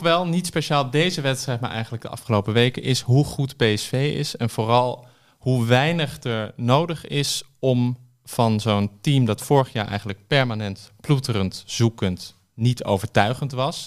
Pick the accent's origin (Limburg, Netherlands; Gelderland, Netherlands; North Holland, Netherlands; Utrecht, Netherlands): North Holland, Netherlands; Amsterdam; ik ben opgegroeid in Amsterdam